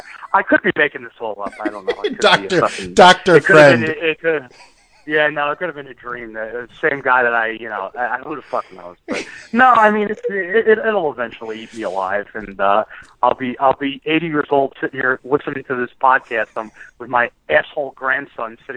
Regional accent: Verona, New Jersey, United States; I'm from Verona, and my parents are from Newark, and Verona is a suburb of Newark

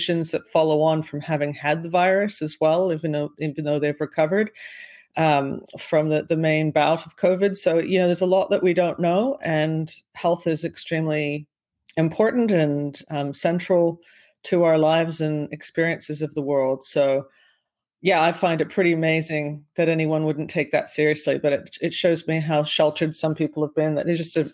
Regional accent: Canada; also born or lived in Vancouver / Australia; I'm back in beautiful Canada in my hometown and we have a house here

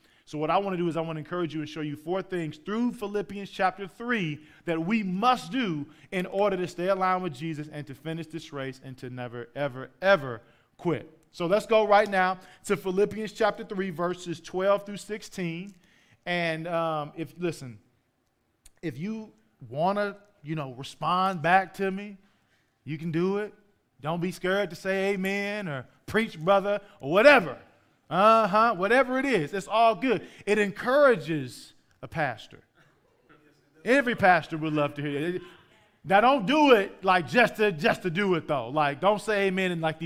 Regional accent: St. Louis, Missouri, United States; moved away as an adult; also born or lived in Oklahoma; I grew up in St. Louis until I was 18

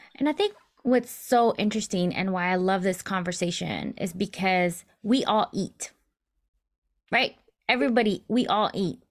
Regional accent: United States; I'm first generation American. My, my parents were born in Mexico and they immigrated over to the U S

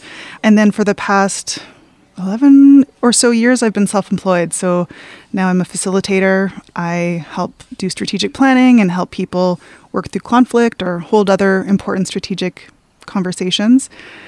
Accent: Salmon Arm, British Columbia, Canada; moved away as an adult; also born or lived in Vancouver, Canada; now in Powell River, Canada; I was born and raised in Salmon Arm, and so community pretty similar to Powell River in the sense that the first time I came here, I was like, oh, this feels very familiar. So born and raised in Salmon Arm, I went to university at UBC

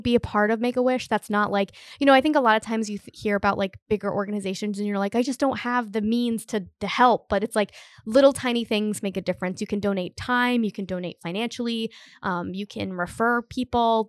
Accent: Cumberland, Rhode Island, United States; now in Providence, United States; I'm from Cumberland, and all my family still lives there

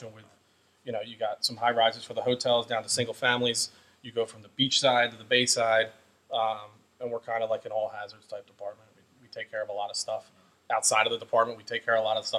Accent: Wildwood Crest, New Jersey, United States; I grew up in Wildwood Crest, the town just south of here.

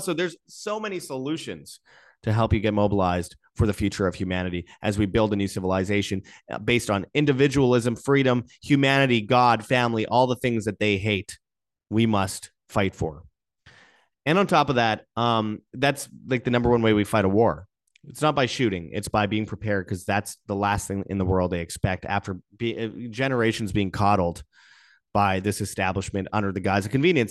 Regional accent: near Winnipeg, Manitoba, Canada; in Winnipeg, just outside my hometown

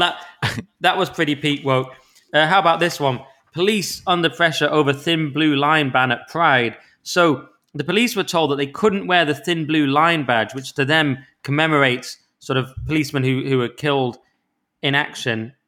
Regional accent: the Lakes, North West England, United Kingdom; my hometown of the lakes

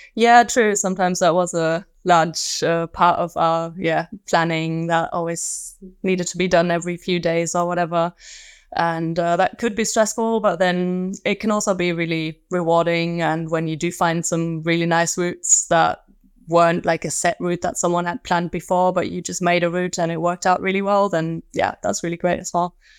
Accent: Magdeburg, Saxony-Anhalt, Germany; moved away; also born or lived in Manchester; my hometown, uh, Magdeburg

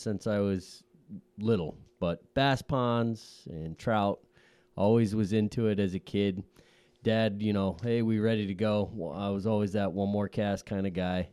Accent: Scranton, Pennsylvania, United States; moved away as an adult; also born or lived in Syracuse, New York; now in western Pennsylvania, United States; I'm originally from the Scranton area over in the eastern half

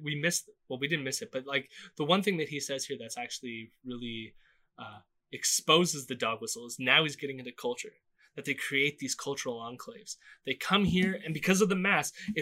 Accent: Southern Ontario, Canada; growing up in Southern Ontario

